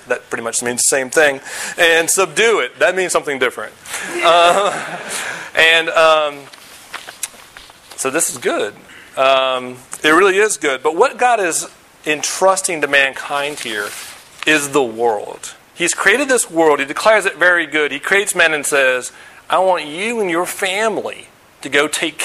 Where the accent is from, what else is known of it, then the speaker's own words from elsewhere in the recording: Virginia, United States; moved away; also born or lived in Denver / St. Louis; I grew up in Virginia. Lived in Denver, lived in St. Louis, live here.